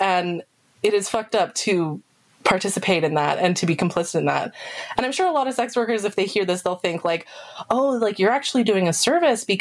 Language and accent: English; Canada; I'm not American, I'm Canadian